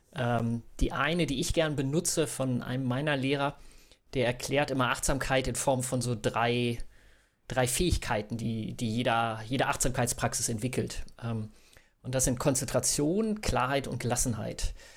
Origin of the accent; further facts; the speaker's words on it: Bückeburg, Lower Saxony, Germany; now in Hamburg, Germany; gebürtig aus Bückeburg, das sage ich auch mal gerne dazu, so ist in Mitte zwischen Bielefeld und Hannover.